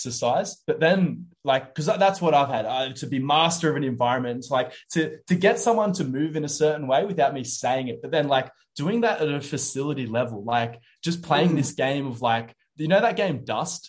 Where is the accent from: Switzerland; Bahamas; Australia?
Australia; Wollongong, New South Wales; now in Sydney, Australia; I want to move back to my hometown in Wollongong.